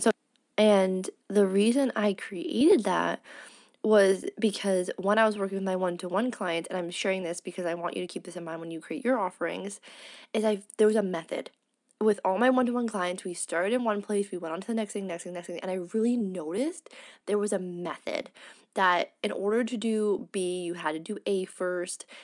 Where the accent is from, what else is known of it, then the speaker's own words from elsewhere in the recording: Canada; moved away as an adult; I'm fully integrating back into being a Canadian